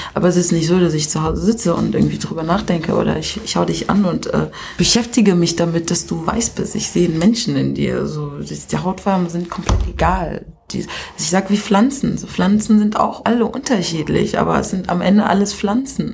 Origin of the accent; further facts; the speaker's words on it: Kenya; now in Germany; ich in Kenia einfach geboren bin und nicht hier als Kenia-Deutsche zur Welt gekommen bin